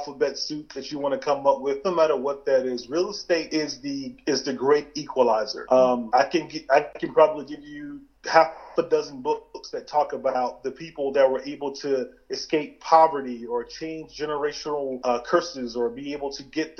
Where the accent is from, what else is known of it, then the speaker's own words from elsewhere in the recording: Tallville, South Carolina, United States; also born or lived in Clemson, South Carolina; I am from Tallville, South Carolina